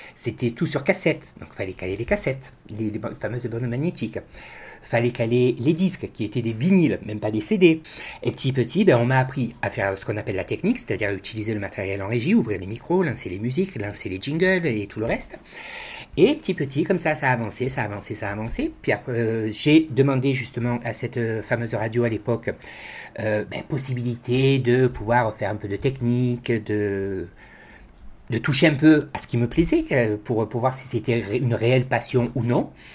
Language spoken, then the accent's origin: French; Marseille, Provence-Alpes-Côte d'Azur, France; moved away as an adult; now in Bessèges, France; moi je suis originaire de Marseille. Je suis né sur Marseille, j'y ai vécu 40 ans